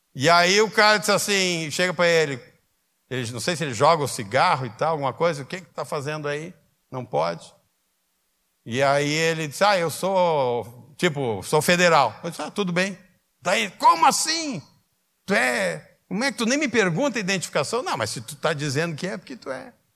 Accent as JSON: {"language": "Portuguese", "town": "Canoas", "region": "Rio Grande do Sul", "country": "Brazil", "tie": "born or raised there", "also_born_or_lived": "Porto Alegre", "said": "Eu sou porto-alegrense, eu só atravessei a ponte para nascer em Porto Alegre e voltei para Canoas"}